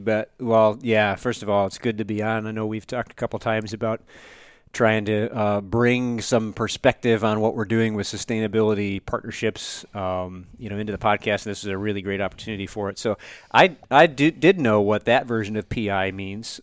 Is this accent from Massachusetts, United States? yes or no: no; Northeast Ohio, United States; now in Michigan, United States; originally, I was born and raised in Northeast Ohio